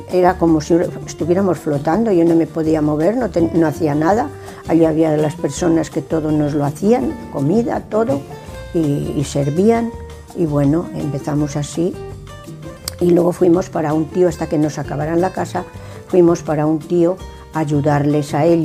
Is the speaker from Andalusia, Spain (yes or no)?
no; Villar de Ciervo, Castile and León, Spain; also born or lived in Barcelona; Pero luego ya pues fui aquí a la escuela y me considero de Villar de Ciervo. Y lo quiero muchísimo a mi pueblo. Mire, si lo quiero, que estaba en Barcelona muy, muy, muy bien y me he venido para mi pueblo.